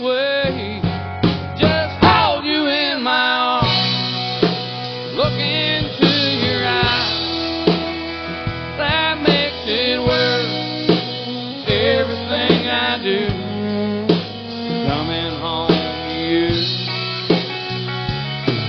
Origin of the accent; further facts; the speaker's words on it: New Mexico, United States; moved away as an adult; also born or lived in Tennessee; now in Nashville, United States; I'm from Tennessee, but I lived in New Mexico for most of my life. And I moved back to Nashville